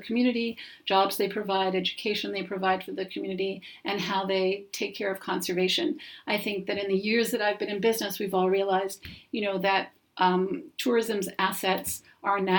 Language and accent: English; New York City, New York, United States; what I saw at home growing up in New York City